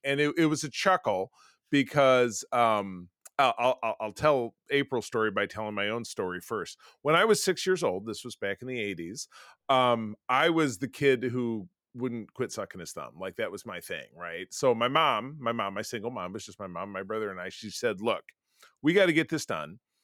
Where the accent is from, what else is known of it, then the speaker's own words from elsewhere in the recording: Grosse Pointe, Michigan, United States; I'm from Metro Detroit. That was nearby my home in Grosse Pointe, Michigan